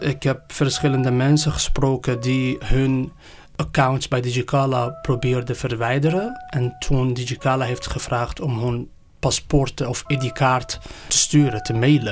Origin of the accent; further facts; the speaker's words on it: Iran; now in Netherlands; ik ben gevlucht uit Iran